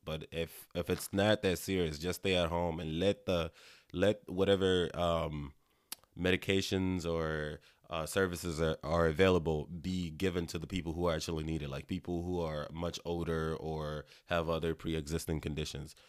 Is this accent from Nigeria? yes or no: yes; Nigeria; now in United States; I'm Nigerian